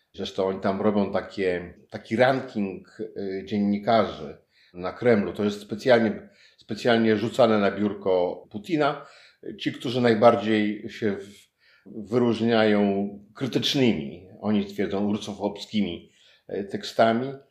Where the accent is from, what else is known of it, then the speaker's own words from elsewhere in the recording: former East Prussia, Warmian-Masurian Voivodeship, Poland; ja jestem w Olsztynie. Wychowywałem się w byłych Prusach Wschodnich